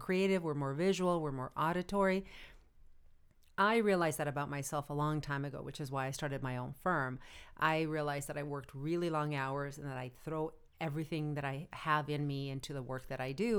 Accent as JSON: {"language": "English", "country": "United States", "said": "we're all American"}